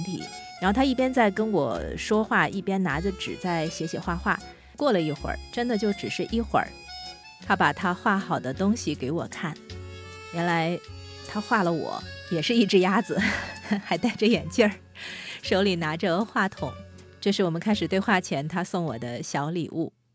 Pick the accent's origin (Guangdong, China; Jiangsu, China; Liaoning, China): Jiangsu, China; Nanjing; 作为南京人